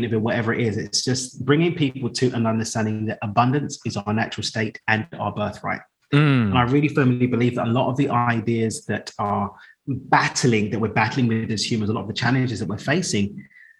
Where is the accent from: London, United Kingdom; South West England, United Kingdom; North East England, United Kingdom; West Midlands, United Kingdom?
London, United Kingdom; moved away as an adult; now in Cabo San Lucas, Mexico; So I grew up in East London, moved out to Mexico 3 years ago now.